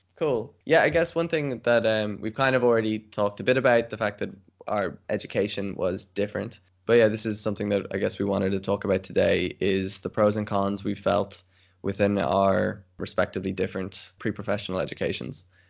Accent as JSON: {"language": "English", "country": "Ireland", "tie": "born or raised there", "moved": "as an adult", "lives_now": "Tilburg, Netherlands", "said": "I'm Irish, born in Ireland, currently in Ireland because of quarantine, but I'm based in the Netherlands"}